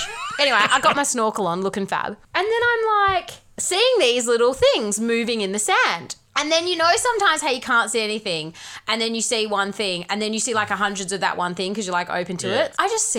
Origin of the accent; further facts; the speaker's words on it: Doubleview, Western Australia, Australia; You and I grew up in Double View.